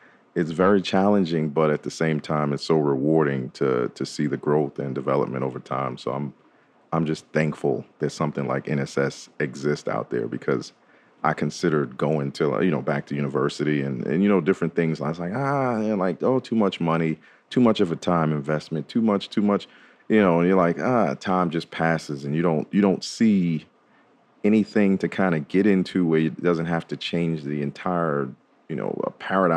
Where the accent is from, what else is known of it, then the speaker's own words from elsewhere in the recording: New York, United States; now in Nashville, United States; I grew up in New York, so, you know, that's a fashion heavy market up there